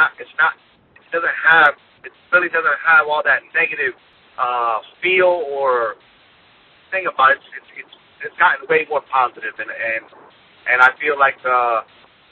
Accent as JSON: {"language": "English", "region": "Connecticut", "country": "United States", "tie": "born or raised there", "also_born_or_lived": "New York", "moved": "yes", "said": "I was born in Connecticut"}